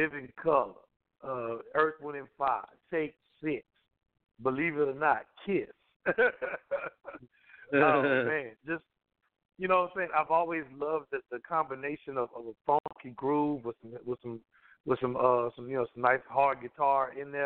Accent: Southwest Louisiana, United States; I come from Louisiana. I'm in Louisiana

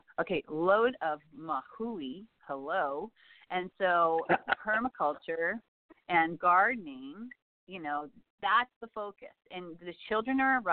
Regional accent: Saskatchewan, Canada; I grew up in Saskatchewan

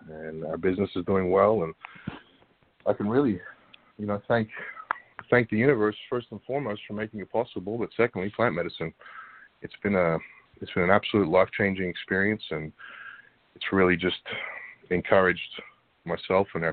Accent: Australia; moved away as an adult; also born or lived in Florida, United States / Washington, D.C. / Virginia; I moved back to Australia about the age of two or three, and lived there until I was 18

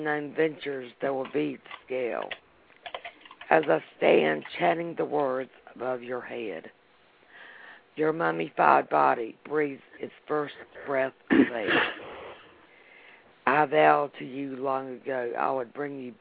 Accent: North Carolina, United States; accent: North Carolina; North Carolina. Can't you tell by my accent?

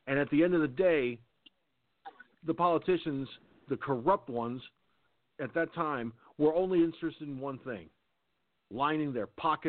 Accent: Peekskill, New York, United States; growing up in Peekskill, New York, my hometown

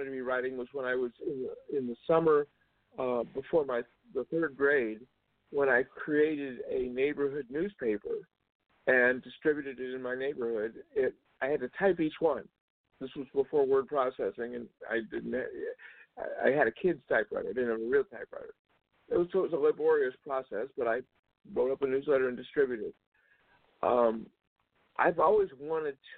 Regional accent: Georgia, United States; moved away as an adult; also born or lived in Cleveland, Ohio / Illinois; now in Las Vegas, United States; the whole family moved down to Georgia, and that's where I grew up.

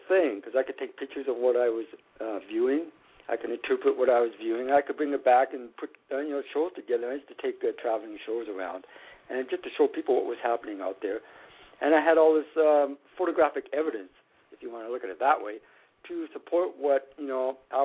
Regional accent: Saskatchewan, Canada; now in Toronto, Canada; I'm from Saskatchewan, and I'm quite familiar with a lot of South Saskatchewan wildlife, and I grew up

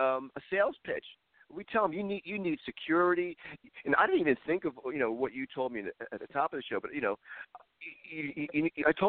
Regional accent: Philadelphia, Pennsylvania, United States; moved away; I'm from Philadelphia

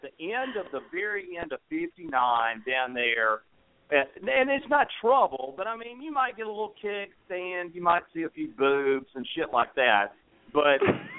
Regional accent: Huntsville, Alabama, United States; also born or lived in Tennessee; I'm from, well, I was born in Tennessee, but I'm from Alabama.

